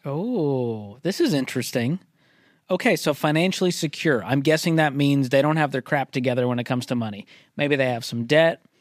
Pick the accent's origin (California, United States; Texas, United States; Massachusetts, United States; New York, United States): Massachusetts, United States; Boston; moved away as an adult; also born or lived in Mobile, Alabama; I grew up in Boston